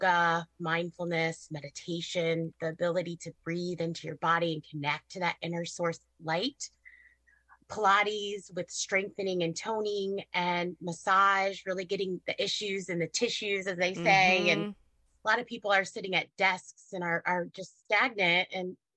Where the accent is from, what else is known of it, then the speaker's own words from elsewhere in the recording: Southwest Michigan, United States; now in Granger, United States; I grew up in Southwest Michigan, which is just, you know, right up the street from my clinic